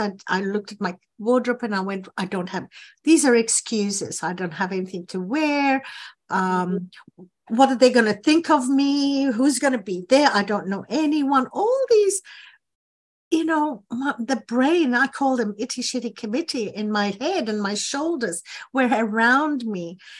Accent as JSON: {"language": "English", "country": "Ghana", "tie": "born or raised there", "moved": "as an adult", "lives_now": "Australia", "said": "I was born in Ghana in West Africa, um, and we had to leave the country when I was nineteen"}